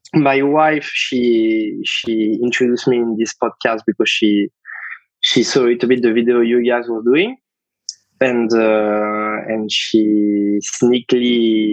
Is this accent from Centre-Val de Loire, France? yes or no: no; Le Havre, Normandy, France; accent: French; English is a second language; moved away as an adult; also born or lived in England; now in Darwin, Australia; I'm from France